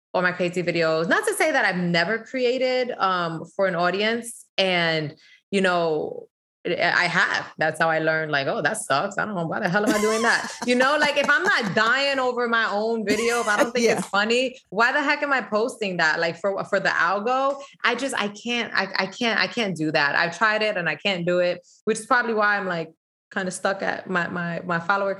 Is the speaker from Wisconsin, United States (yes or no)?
no; New York City, New York, United States; I was born and raised in the Bronx